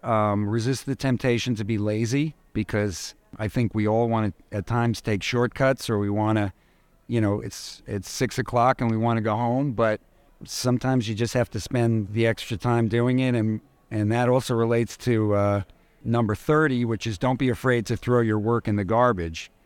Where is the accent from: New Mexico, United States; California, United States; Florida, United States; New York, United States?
New York, United States; New York City; I'm a native New Yorker. I grew up in New York.